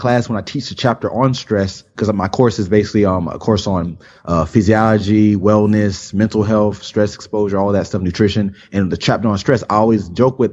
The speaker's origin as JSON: {"language": "English", "region": "South Florida", "country": "United States", "tie": "born or raised there", "said": "I've lived in South Florida my whole life"}